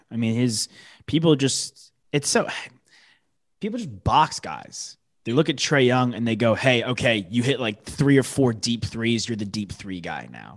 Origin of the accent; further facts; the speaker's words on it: New York, United States; moved away; I'm from New York originally.